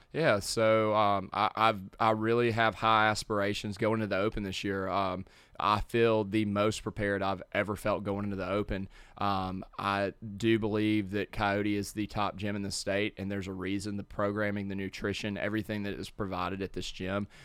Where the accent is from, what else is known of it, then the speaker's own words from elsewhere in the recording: Madison, Mississippi, United States; grew up here in Madison